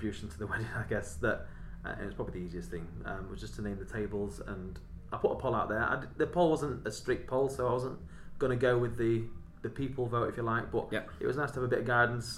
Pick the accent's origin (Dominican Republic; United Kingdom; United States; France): United Kingdom; Doncaster, Yorkshire and the Humber; I grew up in Doncaster